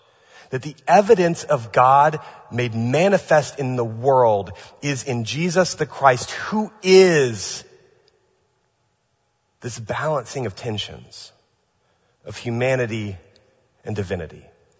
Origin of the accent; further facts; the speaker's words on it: California, United States; By the way, I'm from California, now that I live here, I know what it means to have a geological fault.